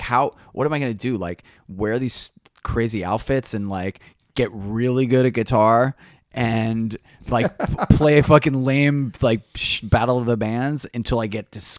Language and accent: English; New York, United States; Yeah, we were more guitar, from you know, it's like, indicative of New York.